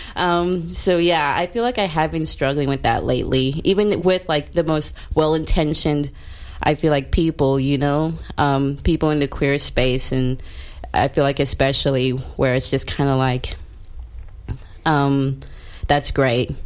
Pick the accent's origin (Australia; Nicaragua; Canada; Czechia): Australia; also born or lived in South Africa; now in Melbourne, Australia; I was born in South Africa and then I grew up in white rural Australia since I was young